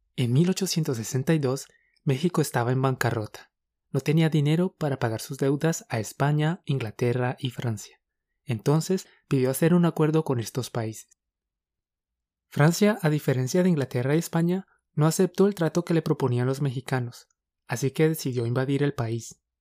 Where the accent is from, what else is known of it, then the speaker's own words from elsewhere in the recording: Colombia; Somos dos profes colombianos